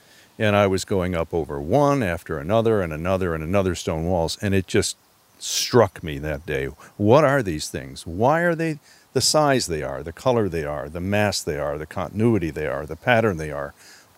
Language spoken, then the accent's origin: English; Upper Midwest, United States; also born or lived in Alaska; now in Connecticut, United States; Well, I moved here from Alaska, and I had grown up in the sort of Scandinavian Midwestern, upper Midwest heritage, where you don't see any stone walls whatsoever. And I moved here from Alaska in 1984